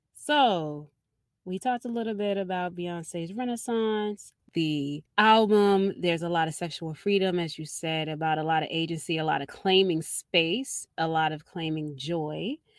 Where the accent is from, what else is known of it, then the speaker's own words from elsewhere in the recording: Baltimore, Maryland, United States; everybody knows I'm from Baltimore and I'm from over west, but I grew up in the West Indian section of Baltimore City